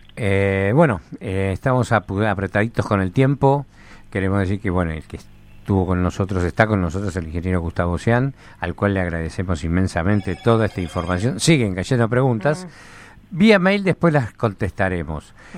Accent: Argentina; en Argentina y en lo que es eh, Latinoamérica somos muy tradicionalistas

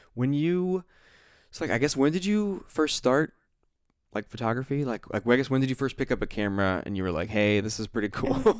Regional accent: Ohio, United States; I'm from the Ohio Sticks

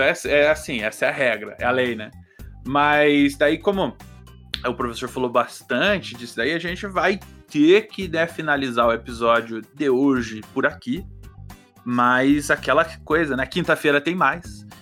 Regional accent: Brazil; eu sou brasileiro.

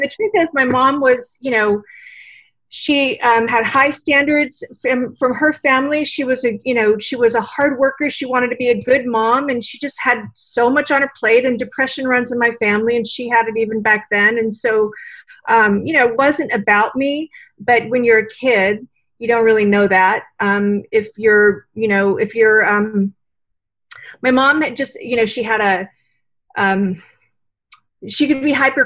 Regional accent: San Diego, California, United States; also born or lived in Austin, Texas; I grew up actually in San Diego

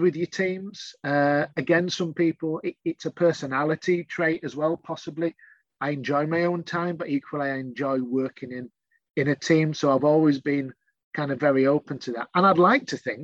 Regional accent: Yorkshire and the Humber, United Kingdom; I'm a Yorkshireman

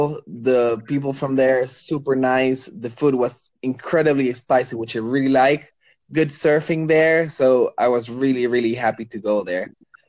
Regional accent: Chile; first language Spanish; English is a second language; also born or lived in Dubai, United Arab Emirates / United States; so I'm from Chile. I grew up in Dubai. I lived in the States for a bit. So even though my first language is Spanish, I can get my point across in English.

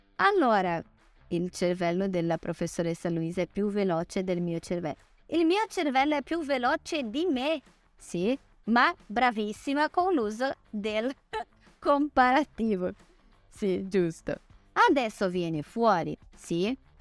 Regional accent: Brazil; Italian is a second language; sono brasilianissima

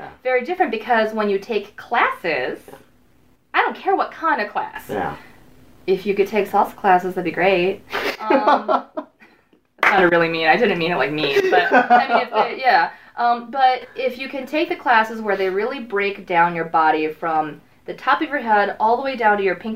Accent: Chicago, Illinois, United States; moved away as an adult; now in California, United States; I'm from Chicago, y'all. You might hear that in my voice sometimes.

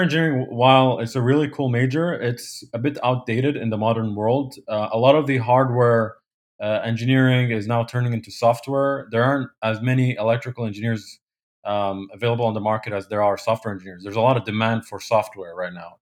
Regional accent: Kuwait; moved away as an adult; also born or lived in Poland; now in New Jersey, United States; I grew up in, uh, Kuwait.

